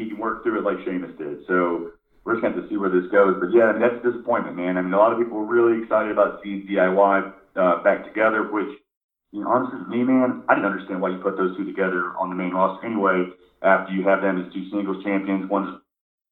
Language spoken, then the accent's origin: English; Asheville, North Carolina, United States; I'm from Asheville